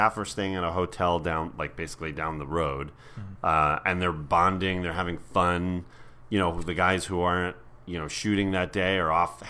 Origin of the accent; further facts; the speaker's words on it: New York, United States; I grew up in New York